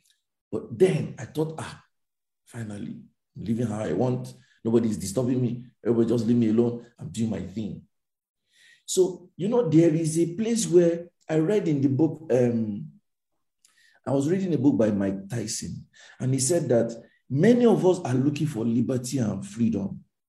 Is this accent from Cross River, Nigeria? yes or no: no; Lagos, Nigeria; Now, because I came from Lagos with a title called the first anger management therapist, my name was popular in town.